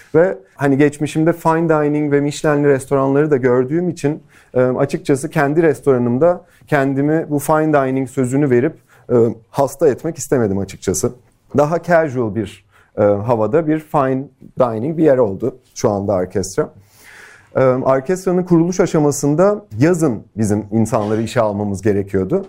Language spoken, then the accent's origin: Turkish; Turkey; moved away as an adult; also born or lived in Los Angeles, United States; Türkiye'ye dönmeye karar verdim